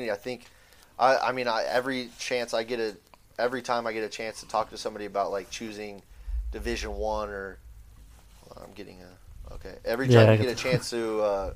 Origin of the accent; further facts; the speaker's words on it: Phoenix, Arizona, United States; We're all from Arizona